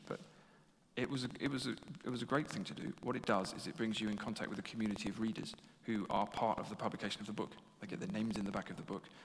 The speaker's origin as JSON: {"language": "English", "region": "England", "country": "United Kingdom", "said": "being English and having studied history here"}